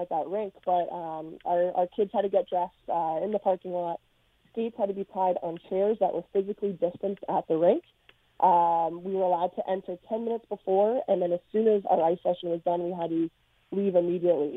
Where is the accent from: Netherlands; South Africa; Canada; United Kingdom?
Canada; Toronto, Ontario; growing up in Toronto